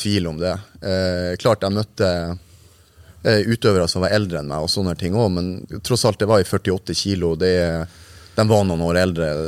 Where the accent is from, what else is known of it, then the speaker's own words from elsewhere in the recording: Narvik, Nordland, Norway; Jeg er født eh, i Narvik. Hadde tre år på Framnes. Etter det så bygde faren min hus på Ankenes, så vi flytta ut